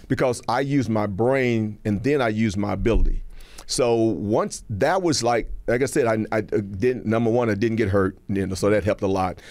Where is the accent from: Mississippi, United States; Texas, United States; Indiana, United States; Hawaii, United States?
Texas, United States; moved away as an adult; also born or lived in California; now in Georgia, United States; I grew up in Texas